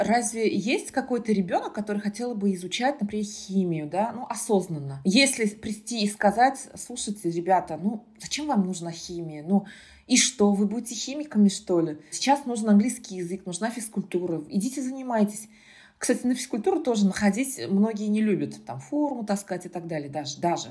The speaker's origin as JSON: {"language": "Russian", "town": "Kazan", "region": "Tatarstan", "country": "Russia", "tie": "born or raised there", "first_language": "Tatar", "second_language": "Russian", "said": "Родилась я в Казани, выросла я в Казани, училась я в татарской гимназии"}